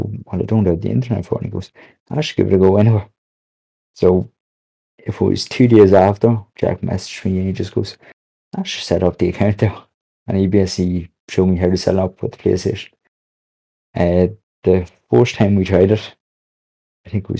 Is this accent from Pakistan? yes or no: no; Ireland; also born or lived in Monaghan; I am an Irish streamer